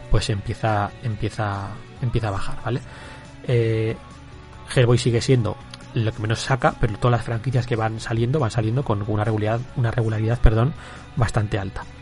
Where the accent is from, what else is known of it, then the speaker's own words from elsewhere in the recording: Bilbao, Basque Country, Spain; Si hay que siempre aquí nos tiramos a la piscina, que somos de Bilbao.